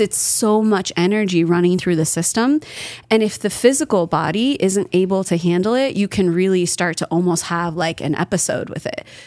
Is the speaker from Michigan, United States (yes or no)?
no; Kelseyville, California, United States; moved away; I was raised in Northern California